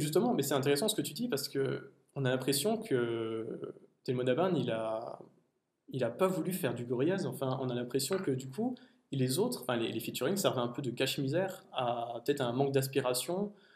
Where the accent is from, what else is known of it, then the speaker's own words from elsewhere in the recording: France; en tant que Français